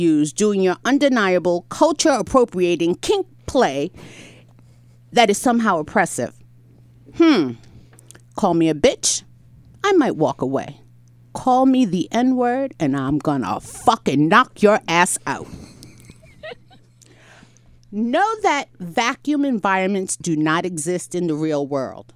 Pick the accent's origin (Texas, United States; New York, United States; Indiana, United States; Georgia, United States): New York, United States; I'm a New Yorker